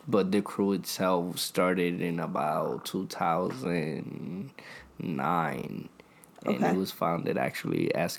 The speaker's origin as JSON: {"language": "English", "country": "Puerto Rico", "moved": "yes", "lives_now": "Lancaster, United States", "said": "I'm originally from Puerto Rico"}